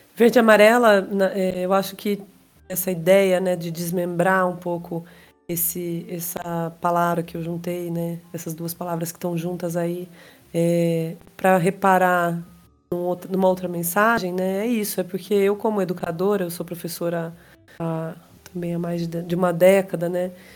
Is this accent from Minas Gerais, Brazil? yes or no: no; interior of São Paulo, Brazil; à minha terra, né, ao interior de São Paulo